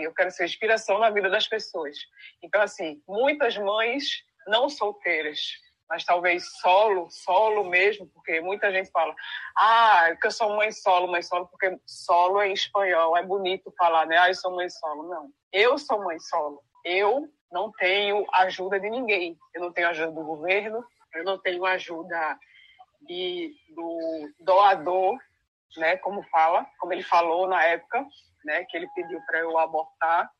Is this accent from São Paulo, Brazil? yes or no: no; Pernambuco, Brazil; now in Rio Grande do Norte, Brazil; Eu sou pernambucana, mas eu moro no Rio Grande do Norte